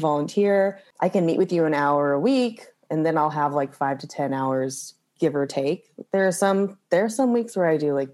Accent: Kirkwood, Missouri, United States; moved away as an adult; also born or lived in Sikeston, Missouri / Philadelphia, Pennsylvania; now in Brooklyn, United States; I grew up in Kirkwood, okay. Right outside of St. Louis

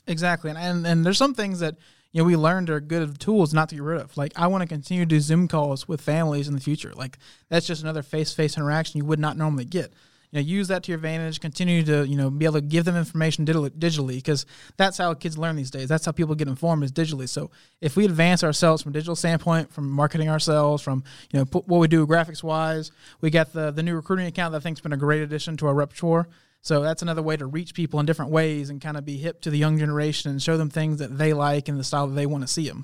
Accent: Montgomery, Texas, United States; moved away as an adult; Montgomery, Texas, that's, that's my hometown.

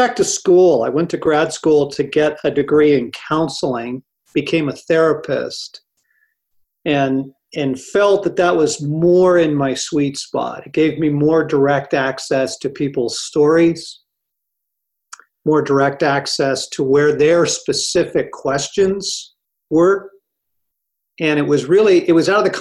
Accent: Los Angeles, California, United States; now in Colorado, United States; I grew up in Los Angeles.

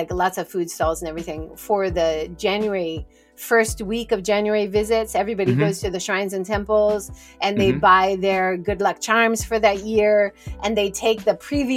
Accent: Hawaii, United States; moved away as an adult; now in Hiroshima, Japan; I grew up in Hawaii

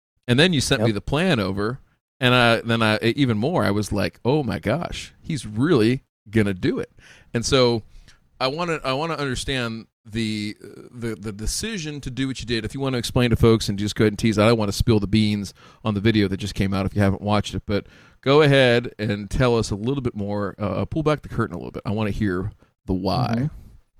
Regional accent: Midwest, United States; we're from the Midwest.

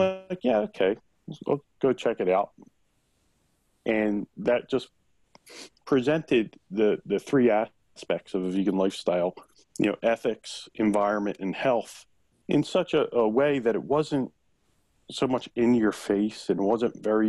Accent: Philadelphia, Pennsylvania, United States; I grew up in South Philly. I'm Italian

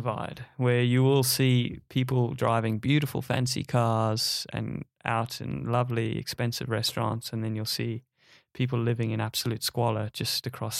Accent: South Africa; now in Australia; straight from South Africa, where I was born. Been living there since I was a little grasshopper. Yeah, I'm proudly South African, Australian, British.

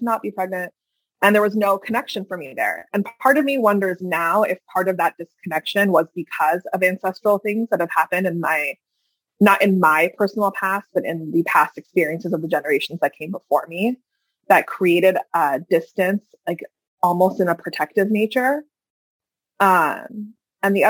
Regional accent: Hackensack, New Jersey, United States; I come from Hackensack, New Jersey, right? But I also come from Iran

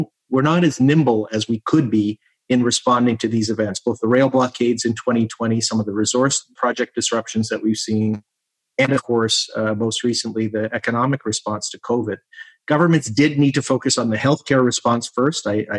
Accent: Canada; always makes me incredibly proud as a Canadian

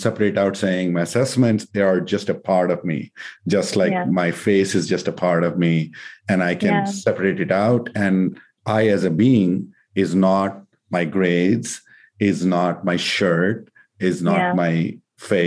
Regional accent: India; moved away as an adult; I grew up in India and came to do my master's here

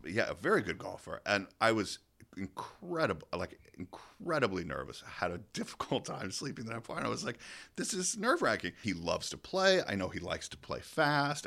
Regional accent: Georgia, United States; moved away; I was from Georgia

